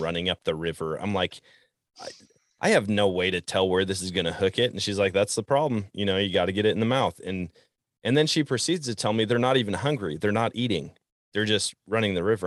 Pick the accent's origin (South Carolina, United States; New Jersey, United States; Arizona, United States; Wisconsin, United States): Wisconsin, United States; growing up in Wisconsin